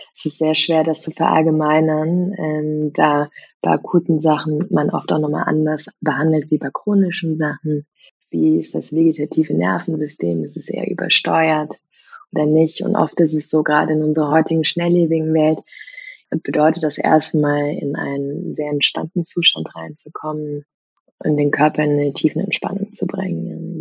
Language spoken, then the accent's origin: German; Germany; also born or lived in Vienna; einem kulturellen Umfeld, wo ich groß geworden bin, hier in Deutschland